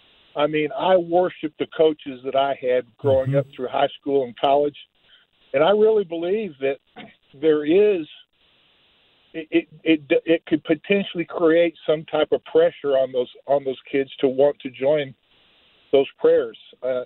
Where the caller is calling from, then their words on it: Alabama, United States; I'm calling from Alabama, but your signal comes really good down in Alabama.